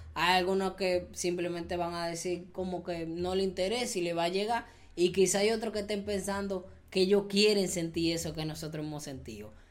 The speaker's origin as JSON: {"language": "Spanish", "country": "Dominican Republic", "said": "yo siento que yo pertenezco allá"}